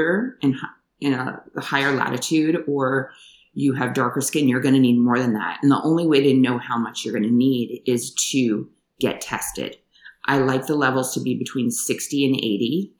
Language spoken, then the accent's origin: English; New York, United States; moved away as an adult; also born or lived in Washington, D.C. / Hawaii / California / Thailand; I grew up in New York, trained in upstate New York